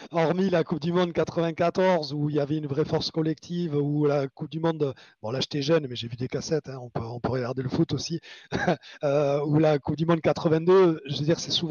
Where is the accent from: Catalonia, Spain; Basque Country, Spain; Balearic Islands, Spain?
Basque Country, Spain; je suis espagnol. Moi, je suis moitié, je suis un basque, hein, moitié espagnol, moitié français.